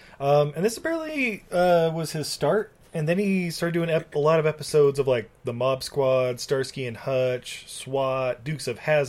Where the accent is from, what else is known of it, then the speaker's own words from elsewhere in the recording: Utah, United States; growing up in Utah.